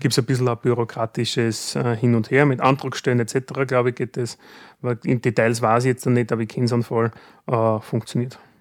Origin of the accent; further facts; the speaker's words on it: Styria, Austria; bei uns in der Steiermark